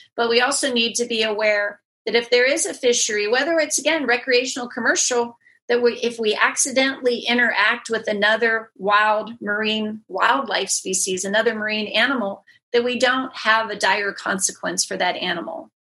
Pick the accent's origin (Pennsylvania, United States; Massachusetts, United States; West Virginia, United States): Pennsylvania, United States; just outside of Pittsburgh, Western; born or raised there; moved away as an adult; also born or lived in Houston